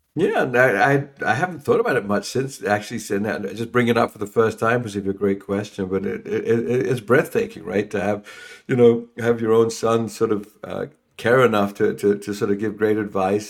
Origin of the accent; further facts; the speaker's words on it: London, United Kingdom; moved away as an adult; also born or lived in England; I'm from London